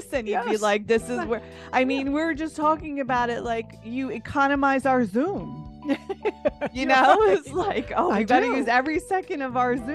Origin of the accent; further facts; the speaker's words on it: New Jersey, United States; I'm from New Jersey